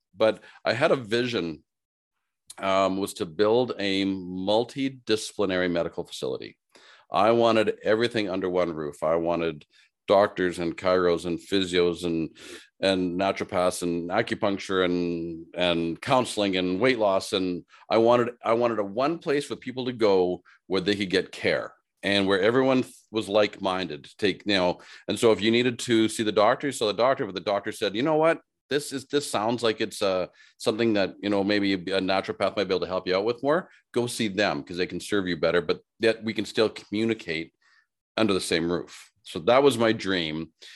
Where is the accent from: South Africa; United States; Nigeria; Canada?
Canada; Saskatoon, Saskatchewan; also born or lived in Regina, Saskatchewan; in Regina, Saskatchewan, here as where I was born, and then I grew up in Saskatoon, which is two hours north